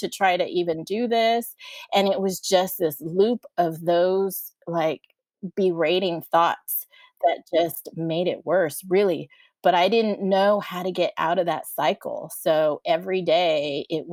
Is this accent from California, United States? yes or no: yes; San Diego, California, United States; moved away as an adult; also born or lived in College Station, Texas; now in Austin, United States; I live in Austin, Texas, and I was born and raised in San Diego, California